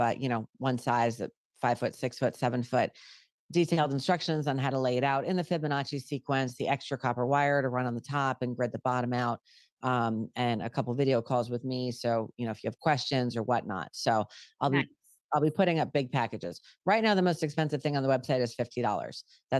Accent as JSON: {"language": "English", "region": "New York", "country": "United States", "said": "I'm a Yankee at heart. I'm from New York originally and I moved to the South."}